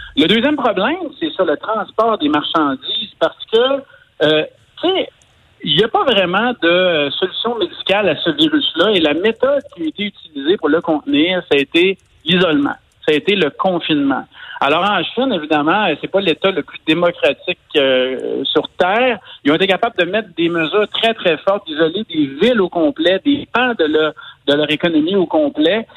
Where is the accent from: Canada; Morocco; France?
Canada; Quebec; chez nous au Québec